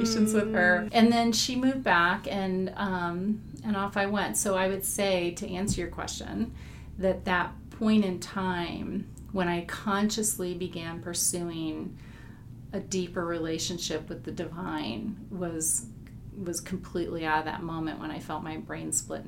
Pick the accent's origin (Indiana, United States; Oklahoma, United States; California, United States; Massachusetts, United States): Indiana, United States; growing up in Indiana